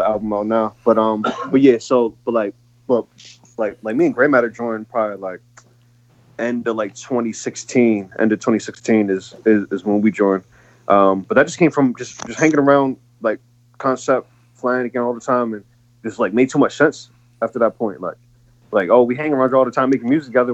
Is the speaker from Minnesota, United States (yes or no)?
no; Buffalo, New York, United States; I'm from Buffalo